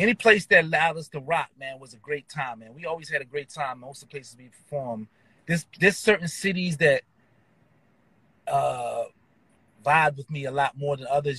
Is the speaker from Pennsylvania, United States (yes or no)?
yes; Philadelphia, Pennsylvania, United States; I was born and raised in Philadelphia